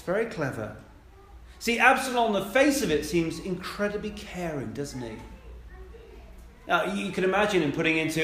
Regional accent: United Kingdom; We love doing that as British people

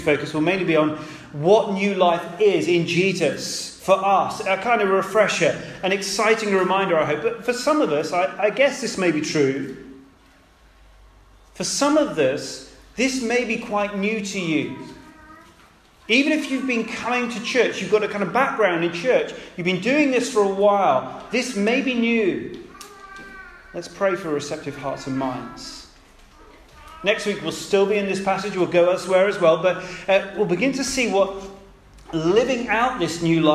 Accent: United Kingdom; we're British

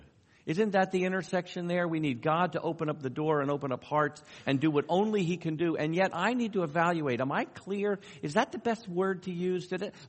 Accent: New York, United States; accent: New York; I'm originally from New York. I could turn on my New York accent really strong if you want me to, but you don't. I've worked for decades to try to lose that. It still creeps in every so often.

